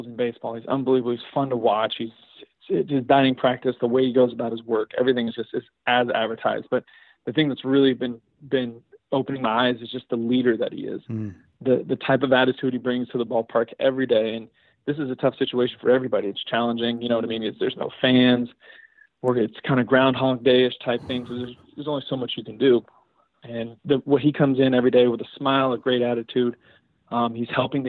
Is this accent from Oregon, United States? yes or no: no; Bay Area, California, United States; I grew up outside the Bay Area.